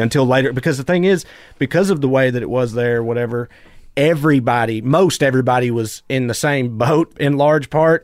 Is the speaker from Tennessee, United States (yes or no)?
yes; Celina, Tennessee, United States; moved away; I grew up in a tiny little town called Salina, Tennessee